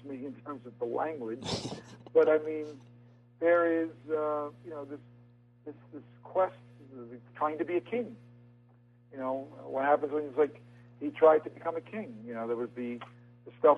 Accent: New York, United States; accent: New York; my New York accent

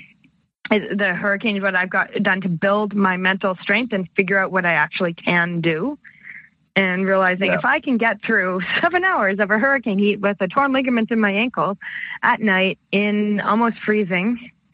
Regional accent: Canada; I'm Canadian

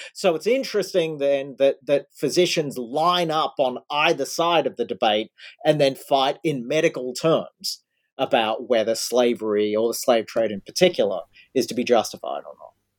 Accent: Australia; now in United States; I grew up in Australia

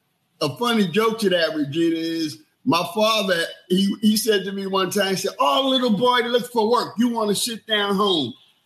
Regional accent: New York City, New York, United States; being raised in New York City and being raised from the West Indian culture that I had

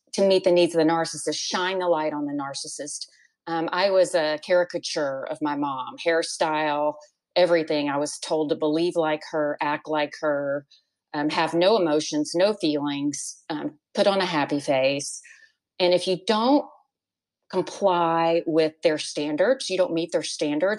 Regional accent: Warren, Arkansas, United States; also born or lived in Dallas, Texas; I was raised, I was born in Dallas and raised in Arkansas

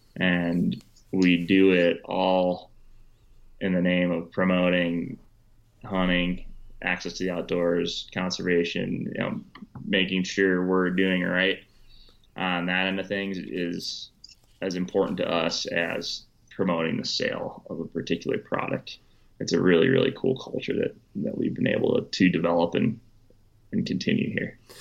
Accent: Wisconsin, United States; growing up in Wisconsin. I went to college in Wisconsin.

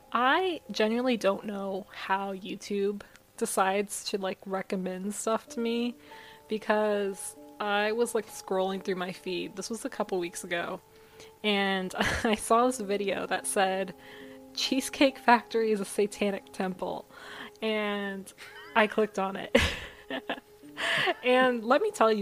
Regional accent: United States; I, as an American

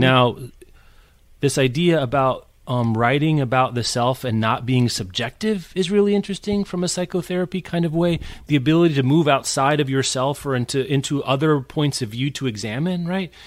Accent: Midwest, United States; as a Midwesterner

